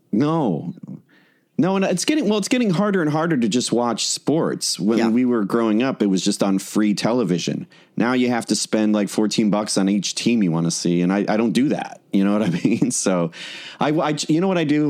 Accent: Chicago, Illinois, United States; we're both from Chicago

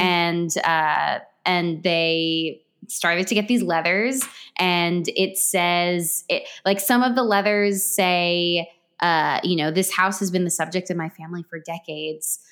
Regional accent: Westfield, New Jersey, United States; my hometown

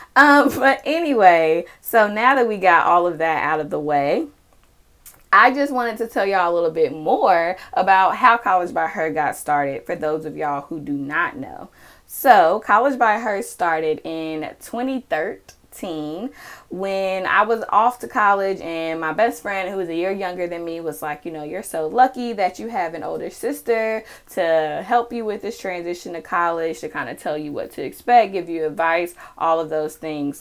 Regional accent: Charlotte, North Carolina, United States; I am from Charlotte, North Carolina

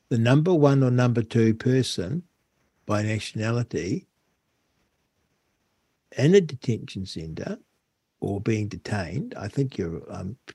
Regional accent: New Zealand; now in Australia; because I'm not an Australian citizen, I'm a New Zealand citizen, technically, I get detained.

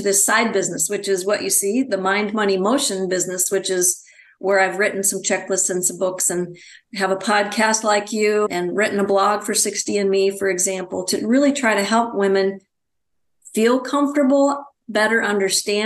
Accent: Wisconsin, United States; now in Phoenix, United States; I'm originally from Wisconsin.

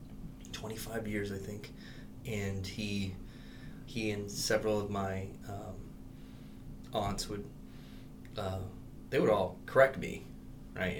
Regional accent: South Texas, United States; I'm Latino, but I'm from South Texas. I'm Texan.

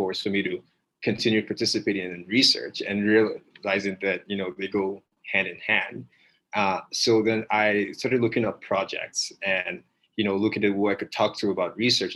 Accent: Nigeria; moved away; also born or lived in West Virginia; I'm originally from Nigeria

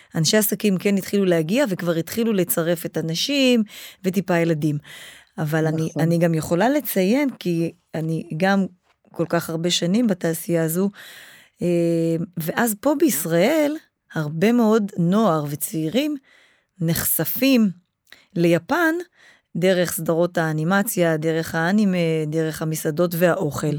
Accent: Israel; moved away as an adult; also born or lived in Japan; כשאני חזרתי לארץ

